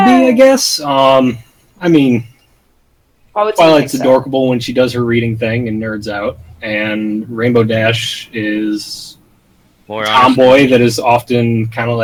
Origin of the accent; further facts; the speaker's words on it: United States; I am American